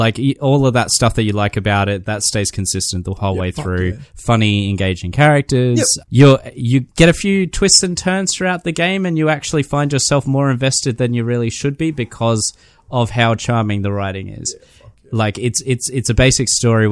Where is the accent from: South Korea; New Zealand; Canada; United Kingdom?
New Zealand; I'm from New Zealand